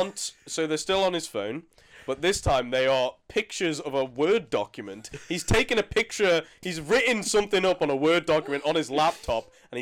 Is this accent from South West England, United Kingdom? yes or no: no; London, United Kingdom; I'm from London.